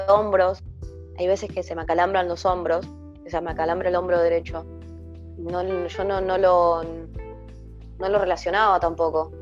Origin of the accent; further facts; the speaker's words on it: Argentina; soy de Argentina, en este momento vivo en, el Gran Buenos Aires, en Avellaneda.